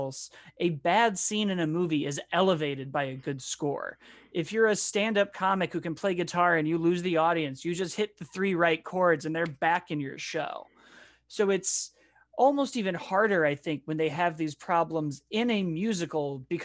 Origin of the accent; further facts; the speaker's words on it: Chicago, Illinois, United States; I grew up in Chicago